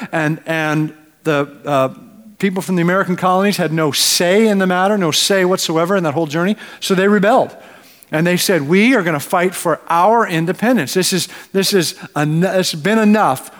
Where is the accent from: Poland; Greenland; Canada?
Canada; now in United States; as a Canadian